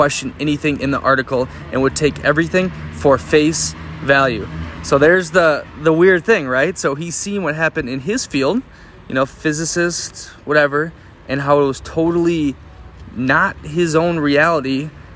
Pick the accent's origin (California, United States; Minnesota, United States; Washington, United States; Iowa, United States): Minnesota, United States; now in Parma, Italy; my home state, specifically in Minneapolis